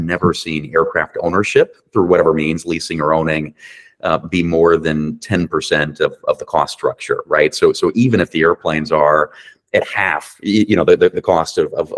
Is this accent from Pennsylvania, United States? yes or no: no; Virginia Beach, Virginia, United States; moved away as an adult; also born or lived in Calgary, Canada; Virginia Beach, which is my hometown